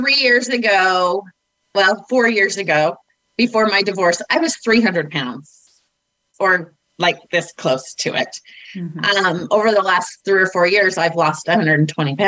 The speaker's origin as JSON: {"language": "English", "region": "Northern Utah", "country": "United States", "tie": "born or raised there", "said": "I grew up in Northern Utah"}